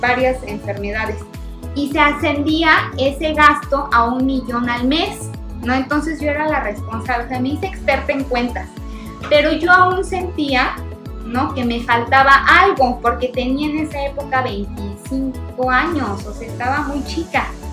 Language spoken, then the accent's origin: Spanish; Cuautla, Morelos, Mexico; yo soy de Cuautla, somos paisanos, y su hijo y yo estudiamos juntos en la Colón, en Cuautla